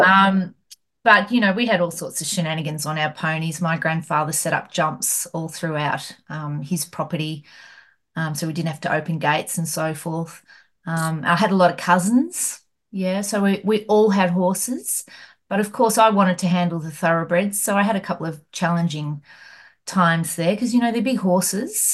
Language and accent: English; Hamilton, Victoria, Australia; where I grew up in Hamilton